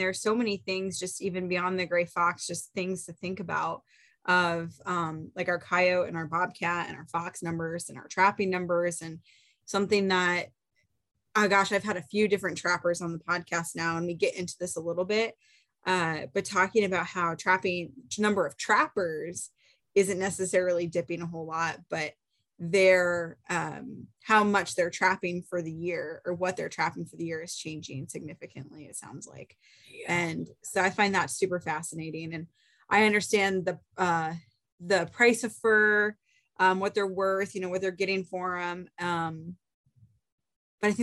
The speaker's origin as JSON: {"language": "English", "region": "Iowa", "country": "United States", "tie": "born or raised there", "said": "I am born and raised in Iowa"}